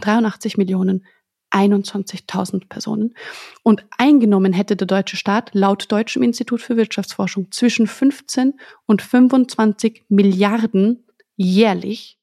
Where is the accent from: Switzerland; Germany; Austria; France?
Austria; für mich als Österreicherin